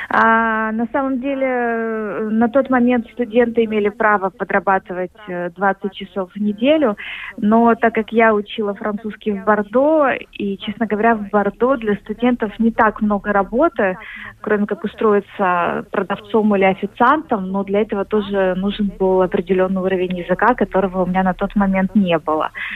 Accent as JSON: {"language": "Russian", "region": "Kyiv", "country": "Ukraine", "tie": "born or raised there", "moved": "as an adult", "lives_now": "Paris, France", "said": "я родилась в Киеве и на самом деле уже не возвращалась туда два года"}